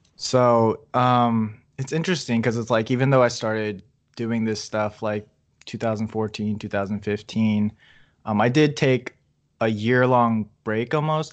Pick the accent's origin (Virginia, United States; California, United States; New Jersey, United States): Virginia, United States; I'm from Virginia